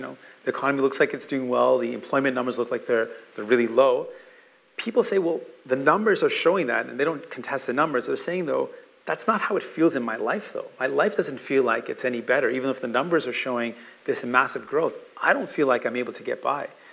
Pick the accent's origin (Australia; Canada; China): Canada; also born or lived in St. John's, Newfoundland and Labrador, Canada / Windsor, Ontario, Canada / Brampton, Ontario, Canada; I learned how to swim in a park right across from where I grew up in mm. St. John's in Bowring Park